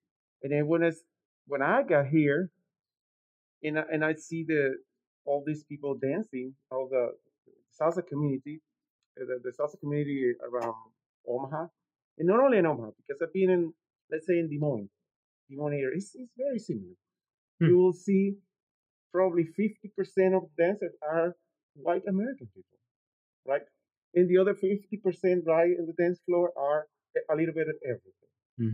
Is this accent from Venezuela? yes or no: yes; Venezuela; moved away; I'm from Venezuela. Okay. And back there, I grew up playing music, traditional music from my city.